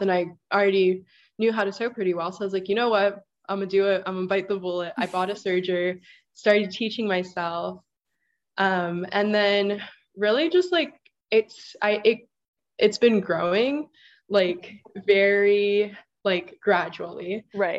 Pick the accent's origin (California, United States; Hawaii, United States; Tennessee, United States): Hawaii, United States; Kahuku; moved away as an adult; also born or lived in Rhode Island; I'm from Kahuku, Hawaii. That's on the North Shore of Oahu